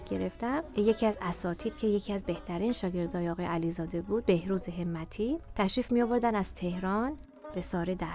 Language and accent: Persian; Tehran, Tehran Province, Iran; born there; متولد 1356 36 سالمه در تهران به دنیا آمدم بچه سوم خانواده هستم